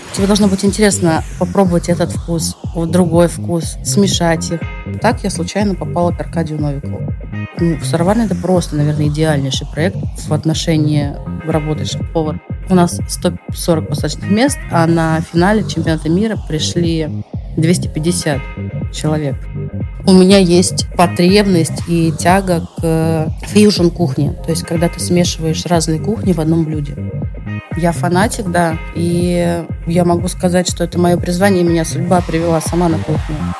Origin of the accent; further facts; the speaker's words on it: Saint Petersburg, Russia; moved away as an adult; now in Moscow, Russia; у нас в Питере, потому что все-таки я петербурженка, пока еще, наверное, в душе